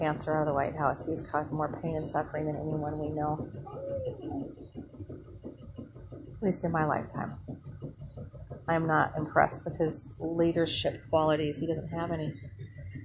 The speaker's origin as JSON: {"language": "English", "region": "Minnesota", "country": "United States", "also_born_or_lived": "rural South, United States", "moved": "yes", "said": "I'm from Minnesota"}